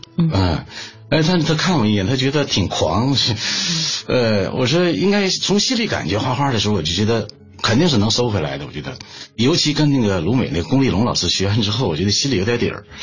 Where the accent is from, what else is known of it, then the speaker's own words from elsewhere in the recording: Shenyang, Liaoning, China; moved away as an adult; now in Beijing, China; 我呢从小就生活在铁西区。沈阳的这个铁西区是一个重工业区